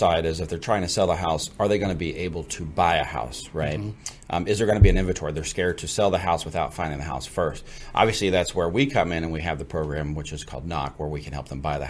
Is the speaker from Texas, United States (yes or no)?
yes; Fort Worth, Texas, United States; also born or lived in Gainesville, Texas; now in McKinney, United States; Originally from the Fort Worth side of town, born and raised there. Also went to school in Gainesville, which is north of Fort Worth